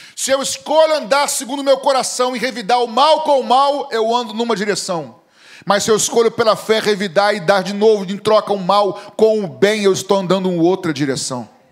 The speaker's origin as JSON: {"language": "Portuguese", "region": "Rio de Janeiro", "country": "Brazil", "tie": "born or raised there", "said": "Pai pernambucano e mãe grega. Um pé no Nordeste, um pé na Europa, vai entender, né? Aí ah, eu nasci no Rio"}